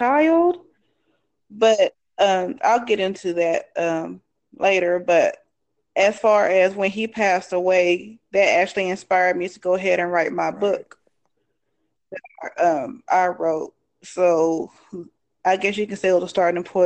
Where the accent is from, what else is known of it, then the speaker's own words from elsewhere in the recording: Fort Worth, Texas, United States; now in Arlington, United States; I was born and raised in Texas. I grew up in Forest Hill or Fort Worth, and now I reside in Arlington.